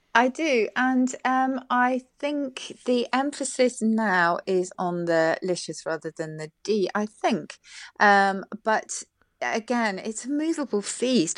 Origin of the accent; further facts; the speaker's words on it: South of England, United Kingdom; I come from the South